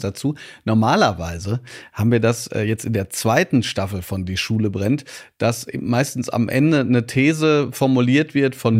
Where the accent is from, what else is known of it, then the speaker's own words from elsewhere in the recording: Ruhr area, North Rhine-Westphalia, Germany; Ich komme aus dem Pott